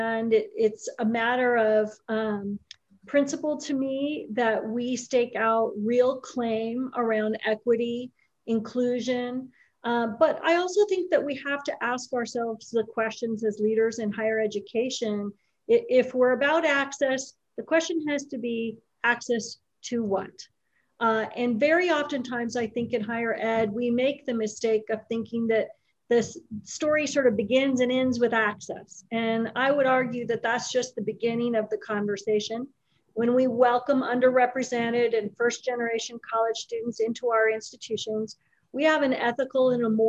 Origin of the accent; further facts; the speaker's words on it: California, United States; also born or lived in Los Angeles; I was born in Los Angeles to a very young mom and a dad with addiction issues. And as a result, my brother and I moved all over the state of California as children.